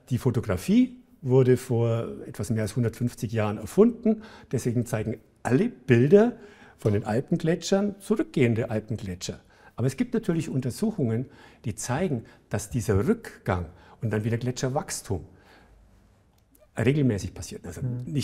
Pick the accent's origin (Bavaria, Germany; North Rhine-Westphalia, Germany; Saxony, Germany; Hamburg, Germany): Bavaria, Germany; Ich komme aus der Gegend in Bayern, die, als ich da aufgewachsen bin, die schlechteste Luft hatte in Bayern.